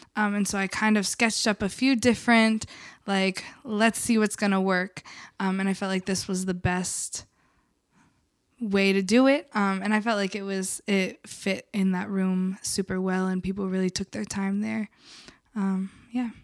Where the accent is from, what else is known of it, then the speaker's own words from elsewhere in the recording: the South, United States; now in Philadelphia, United States; I grew up in the South where there was not even buses where I grew up